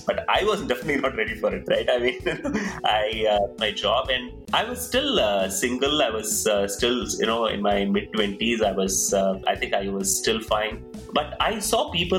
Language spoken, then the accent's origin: English; Coimbatore, Tamil Nadu, India; moved away as an adult; also born or lived in Bangalore, India / California, United States; I come from Coimbatore, so moved to Bangalore, which was a big city for me then